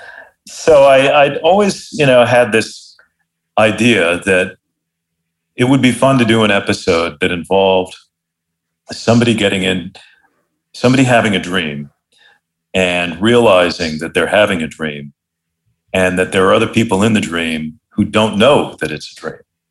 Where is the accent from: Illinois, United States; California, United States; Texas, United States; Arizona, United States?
Arizona, United States; Phoenix; moved away; also born or lived in Los Angeles; one of my friends from growing up in Phoenix